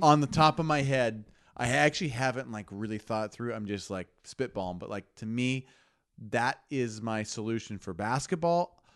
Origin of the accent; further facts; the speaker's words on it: Lincoln, Nebraska, United States; we grew up in Lincoln, Nebraska, our dads played football for Nebraska